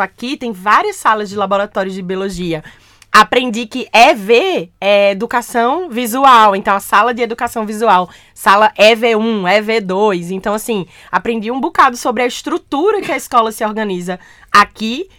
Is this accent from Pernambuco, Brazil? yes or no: yes; Caruaru, Pernambuco, Brazil; now in Recife, Brazil; Eu nasci numa cidade chamada Caruaru, que fica pertinho de Recife. Eu sou então caruaruense, eu sou do Agreste, do interior do meu estado.